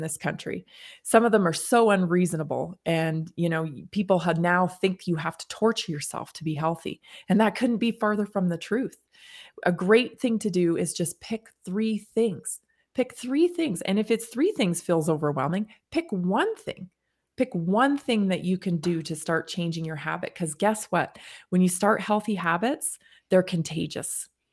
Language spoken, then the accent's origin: English; Canada; now in United States; I grew up in Canada, when I moved to the United States